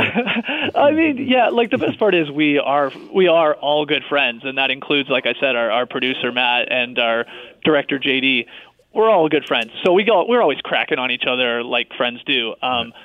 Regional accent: Canada; we're from Canada

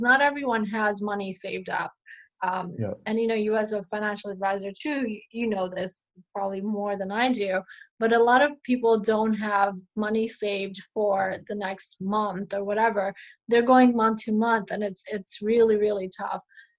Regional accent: New York City, New York, United States; also born or lived in Buffalo, New York / Michigan; I grew up in Astoria

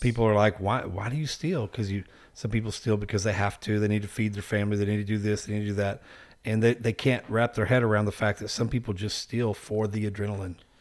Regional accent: Texas, United States; I'm from Texas

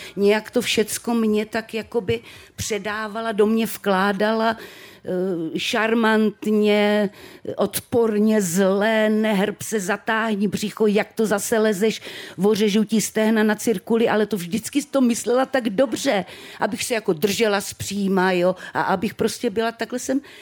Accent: Třebíč, Vysočina Region, Czechia; jsem teda z té Třebíče, narodila jsem se v Třebíči

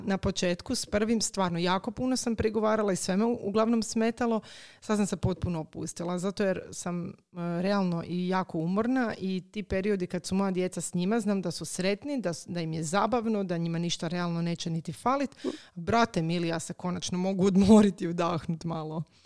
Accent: Croatia; kod nas u Hrvatskoj

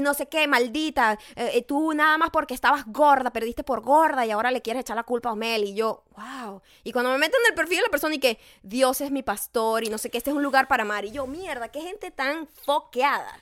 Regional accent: Venezuela; moved away; en mi país

